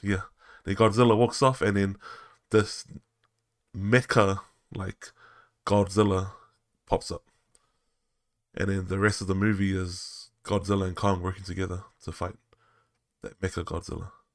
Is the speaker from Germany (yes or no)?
no; New Zealand; growing up in New Zealand